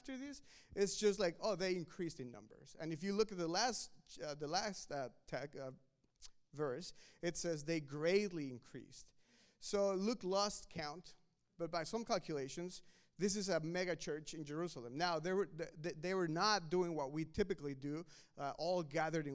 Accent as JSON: {"language": "English", "country": "Mexico", "tie": "born or raised there", "moved": "yes", "lives_now": "United States", "said": "I was born in Mexico"}